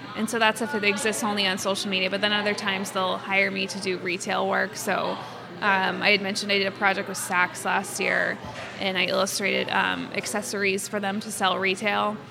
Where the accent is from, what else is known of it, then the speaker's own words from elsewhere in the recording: Quincy, Massachusetts, United States; I'm from Quincy. I'm born and raised here